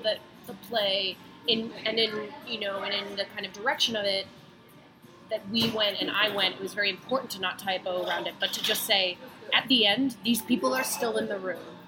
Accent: United States; I grew up outside of Washington D.C.

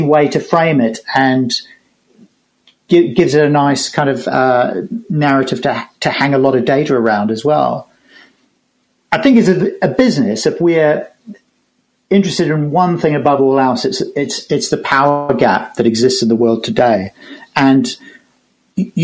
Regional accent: New Zealand; As a New Zealander

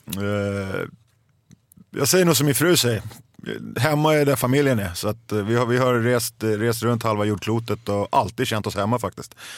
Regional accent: Stockholm, Stockholm County, Sweden; Jag är uppvuxen i södra Stockholm

